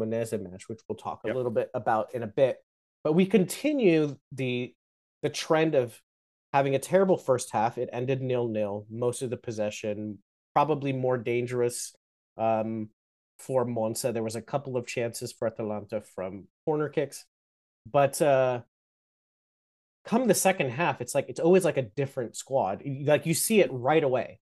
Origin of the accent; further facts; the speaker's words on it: United States; I'm American